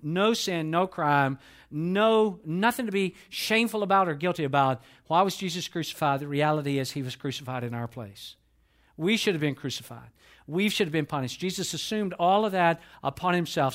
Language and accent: English; Atlanta, Georgia, United States; I was born and raised in Atlanta, Georgia.